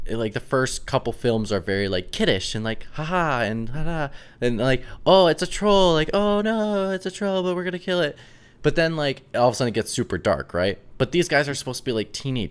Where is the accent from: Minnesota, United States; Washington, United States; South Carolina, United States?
Minnesota, United States; moved away; my best friends from back home love Harry Potter, like back in Minnesota